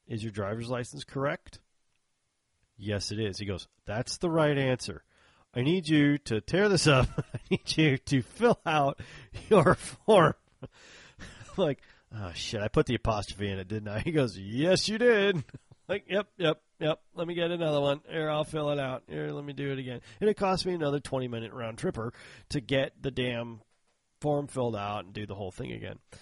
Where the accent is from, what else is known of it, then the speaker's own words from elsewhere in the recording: Texas, United States; I'm in from Texas